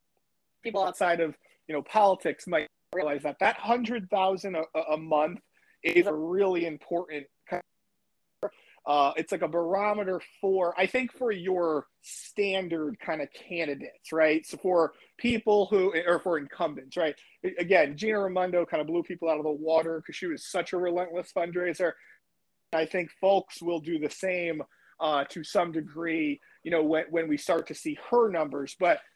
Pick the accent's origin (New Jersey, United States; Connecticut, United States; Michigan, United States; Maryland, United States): Connecticut, United States; moved away; My hometown in Connecticut had a Democratic mayor forever